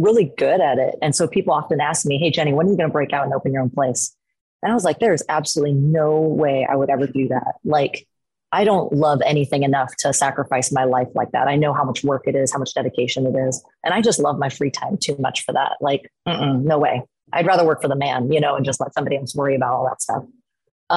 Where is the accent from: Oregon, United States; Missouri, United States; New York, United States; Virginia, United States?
Oregon, United States; Portland; I was born and raised here in Portland, Oregon.